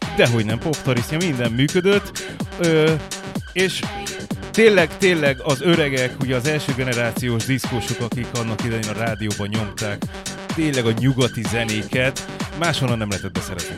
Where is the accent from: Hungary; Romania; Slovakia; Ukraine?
Hungary; Érd, Pest; helyben, ö, érden ö, laktam, születtem, ténykedtem